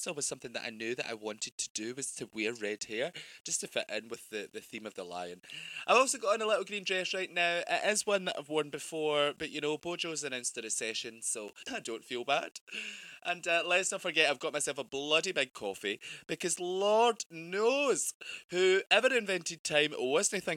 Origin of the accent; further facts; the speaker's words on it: Scotland, United Kingdom; I'm Scottish